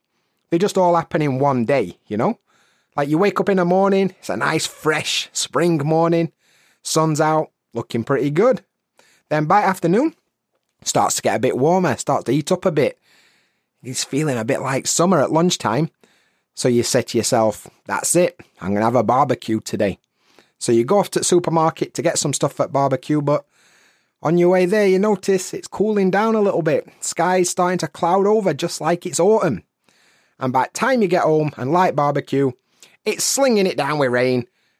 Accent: England, United Kingdom; Maybe because I'm from North England.

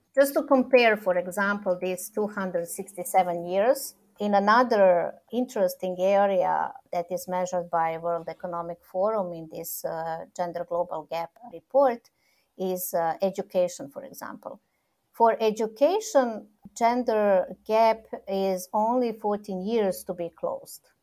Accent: Serbia; also born or lived in Belgrade; I'm coming from Serbia, that I'm based in Belgrade

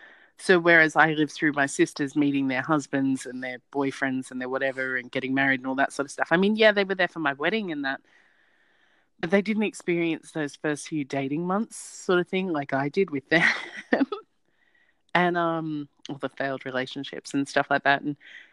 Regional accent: Australia; accent: Australian, not overly Australian; my accent is Australian, but it's not overly Australian

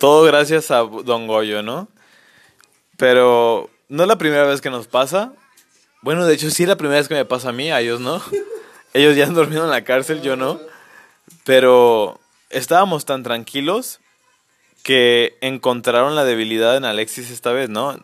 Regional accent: Mexico; somos mexicanos

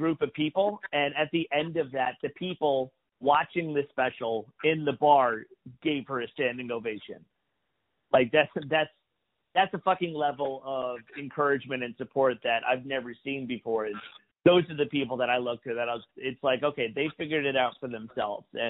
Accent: New York, United States; I'm from New York. I started doing comedy in New York

